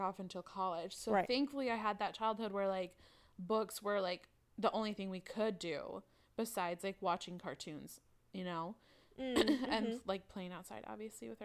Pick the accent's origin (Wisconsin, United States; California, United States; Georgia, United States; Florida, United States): Wisconsin, United States; accent: Wisconsin; moved away as an adult; now in Austin, United States; I'm originally from Wisconsin, so you will hear that accent come out sometimes.